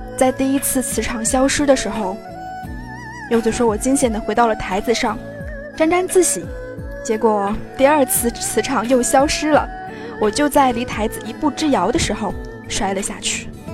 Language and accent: Chinese; Fujian, China; 作为一个福建人